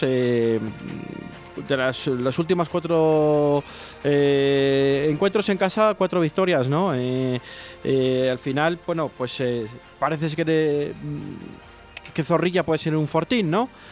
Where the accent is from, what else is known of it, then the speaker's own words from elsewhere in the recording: Valladolid, Castile and León, Spain; somos de Valladolid